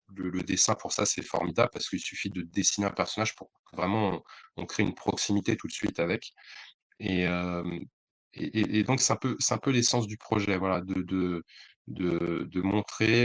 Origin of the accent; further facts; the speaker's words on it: Bondy, Île-de-France, France; also born or lived in Le Blanc-Mesnil; je suis de Bondy, j'ai beaucoup habité au Blanc-Ménil, j'ai beaucoup traîné à Aulnay, donc c'est un peu ma sphère, c'est chez moi.